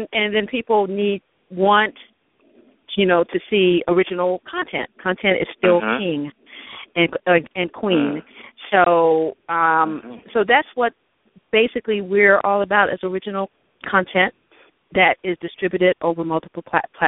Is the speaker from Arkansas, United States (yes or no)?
yes; Stuttgart, Arkansas, United States; moved away; also born or lived in New York City; I'm from Stuttgart, actually. Stuttgart, Arkansas, which is really in between Little Rock and Pine Bluffs. I grew up